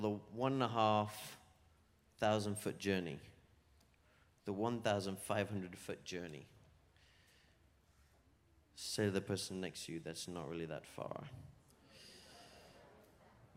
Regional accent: England, United Kingdom; moved away as an adult; now in Florida, United States; I'm from England. But lived here in Florida for like 8 years. 8 years now, so you might hear a little bit of a twang in my accent.

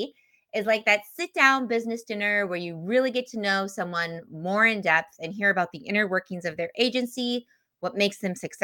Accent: Minnesota, United States; I come from Minnesota

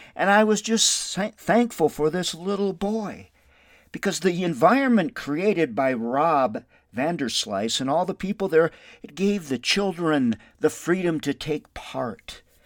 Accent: Windom, Minnesota, United States; now in Albuquerque, United States; My hometown is Wyndham, Minnesota

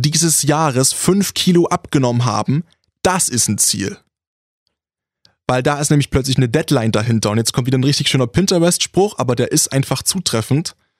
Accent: Saxony, Germany; accent: Ursächsisch; moved away; kommen wir aus Sachsen und ich bin der, der am saubersten redet

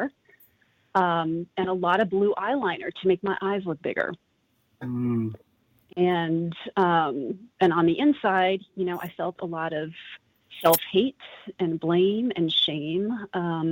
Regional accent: Longmeadow, Massachusetts, United States; growing up in Longmeadow, Massachusetts

